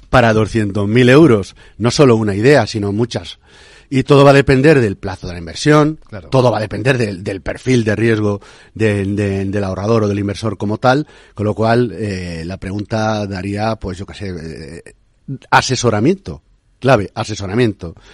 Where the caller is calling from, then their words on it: Valencia, Valencian Community, Spain; Buenos días … de Valencia.